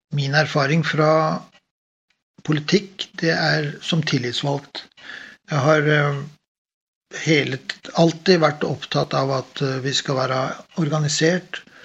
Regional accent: Oslo, Norway; moved away as an adult; now in Stavanger, Norway; Jeg er født og oppvokst i Oslo og kom til Stavanger i 1988

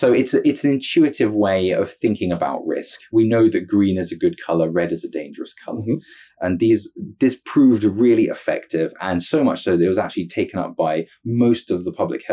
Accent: United Kingdom; as a Brit

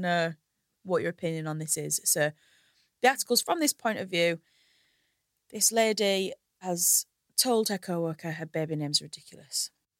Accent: Hull, Yorkshire and the Humber, United Kingdom; my hometown of Hull

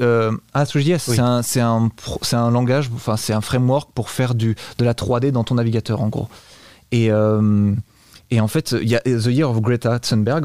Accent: Bordeaux, Nouvelle-Aquitaine, France; now in Malaga, Spain; Je viens de Bordeaux

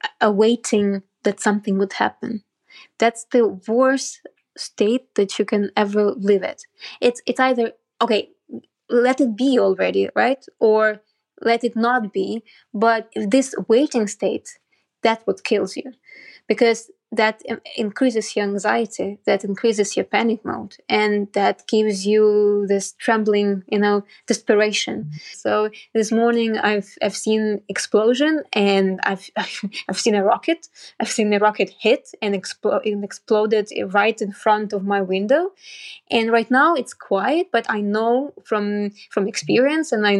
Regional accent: Kyiv, Ukraine; I'm a Kyiv-born journalist, and I'm happy that I was born here in Ukraine

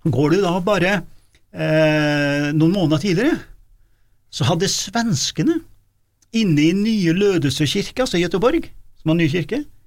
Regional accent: Gudbrandsdalen, Innlandet, Norway; accent: Gudbrandsdal dialect; now in Trøndelag, Norway; da er jeg Gudbrandsdøl

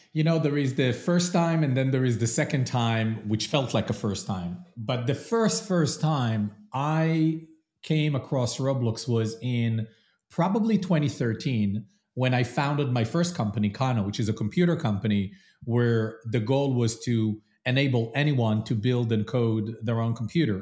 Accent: Israel; moved away as an adult; also born or lived in London / New York; now in Columbus, United States; I am originally from Israel, lived in London, then moved to New York

